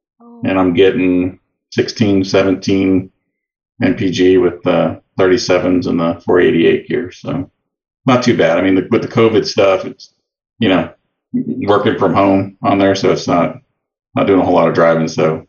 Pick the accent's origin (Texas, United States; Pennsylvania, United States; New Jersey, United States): Texas, United States; Austin; Austin, Texas.